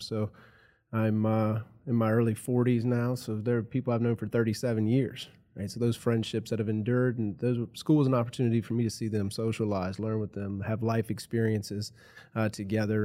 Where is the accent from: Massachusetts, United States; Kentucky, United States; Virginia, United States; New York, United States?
Virginia, United States; Rustburg; I grew up in, uh, Campbell County in the Rustburg area. I've lived around here my whole life